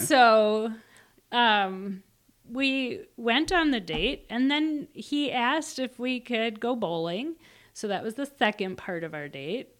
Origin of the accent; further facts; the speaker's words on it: Minnesota, United States; I'm from Minnesota.